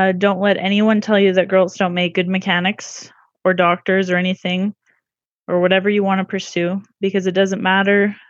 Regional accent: Manitoba, Canada; I'm from Manitoba, Canada.

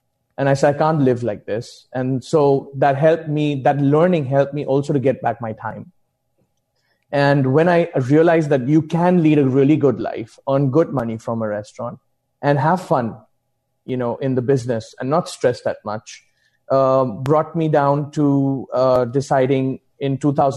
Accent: India; moved away; also born or lived in Mumbai; I'm originally from India

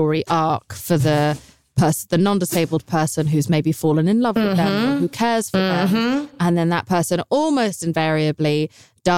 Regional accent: United Kingdom; I'm British

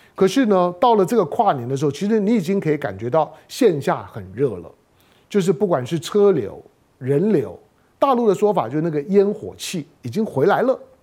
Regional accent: Taiwan; 台湾是我土生土长的地方啊

